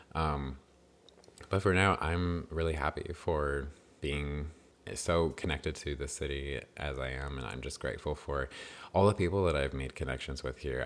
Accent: New Mexico, United States; moved away as an adult; now in Dallas, United States; I grew up in New Mexico, which is not Tornado Alley

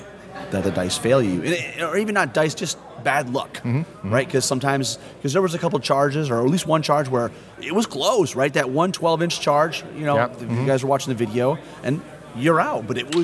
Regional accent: Canada; Right, we're Canadian, you just can't get enough of us.

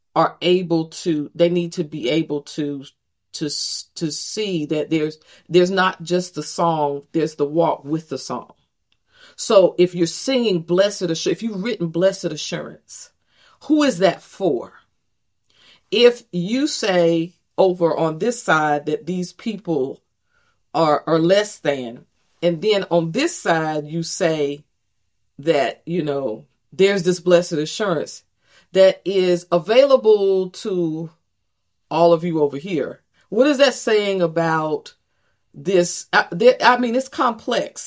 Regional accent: Greenville, North Carolina, United States; also born or lived in Texas; grew up in, in, in Greenville, North Carolina

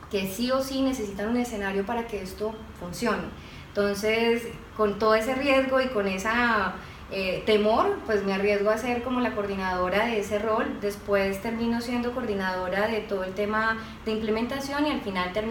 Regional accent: Cali, Valle del Cauca, Colombia; now in Bogotá, Colombia; yo soy caleña, pero vivía hace muchos años en Bogotá.

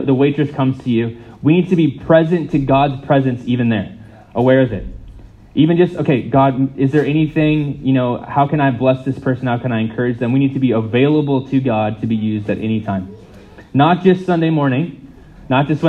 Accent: United States; moved away; I'm not from here, I'm from the States.

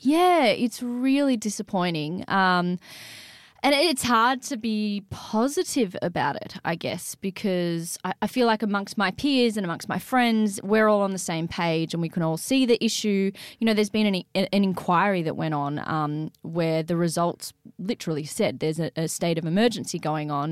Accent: Sydney, New South Wales, Australia; the Sydney I grew up in.

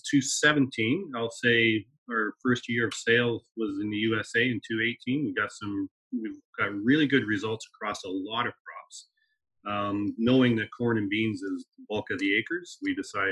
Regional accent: Aylmer, Ontario, Canada; I'm brought up on a dairy farm, southwestern Ontario

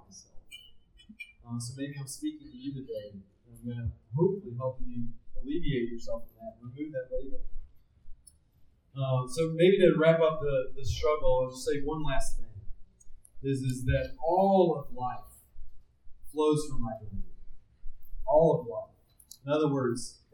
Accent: Tennessee, United States; I was raised in Tennessee

